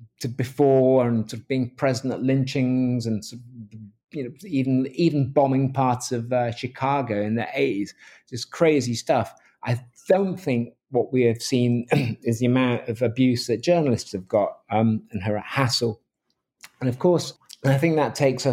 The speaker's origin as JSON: {"language": "English", "region": "England", "country": "United Kingdom", "moved": "as an adult", "lives_now": "Seattle, United States", "said": "I'm a journalist from England. I'm from The Independent"}